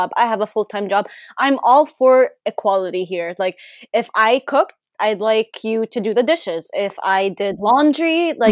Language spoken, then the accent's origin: English; Abu Dhabi, United Arab Emirates; moved away; we grew up in Abu Dhabi, so we were pretty spoiled ourselves